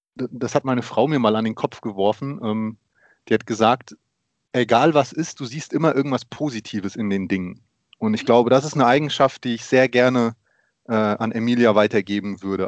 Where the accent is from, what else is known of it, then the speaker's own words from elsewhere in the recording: Germany; also born or lived in Poland; ich bin geboren in Polen und ähm, danach, äh, nach meinem ersten Geburtstag, sind meine Eltern nach Deutschland gekommen